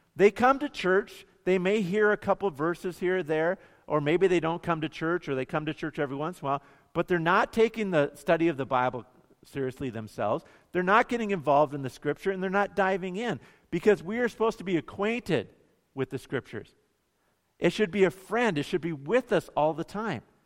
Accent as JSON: {"language": "English", "town": "Bemidji", "region": "Minnesota", "country": "United States", "tie": "born or raised there", "said": "growing up in Bemidji"}